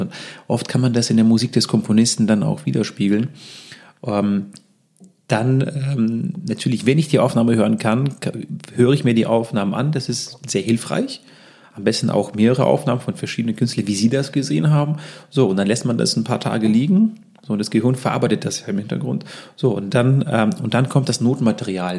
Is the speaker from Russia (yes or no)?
yes; Russia; also born or lived in Lübeck, Germany; now in Munich, Germany; wir kommen ja zwar aus Russland, aber ich war seit vielen, vielen Jahren nicht mehr in Russland